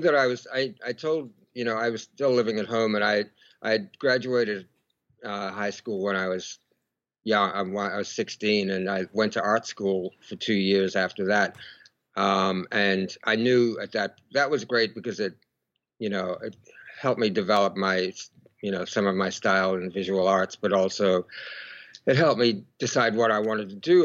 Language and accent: English; Melbourne, Victoria, Australia; I was born in in Melbourne, Australia